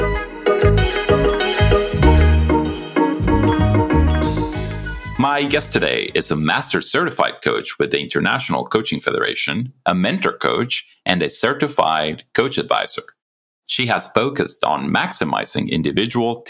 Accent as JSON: {"language": "English", "region": "Mexico City", "country": "Mexico", "tie": "born or raised there", "moved": "yes", "lives_now": "Los Angeles, United States", "said": "well, I grew up in Mexico City"}